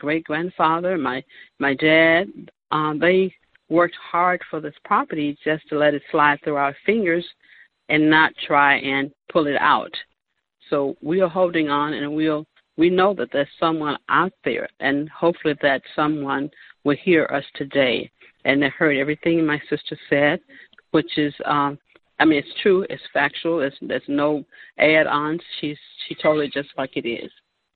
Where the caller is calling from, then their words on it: Chicago, Illinois, United States; I'm calling from Chicago